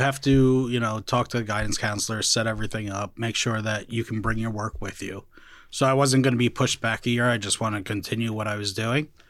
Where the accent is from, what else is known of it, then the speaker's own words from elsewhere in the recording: Clifton, New Jersey, United States; I grew up in Clifton